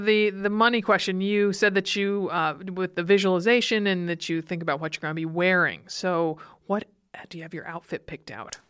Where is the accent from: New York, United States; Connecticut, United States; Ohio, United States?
Connecticut, United States; Stamford; my hometown of Stamford, Connecticut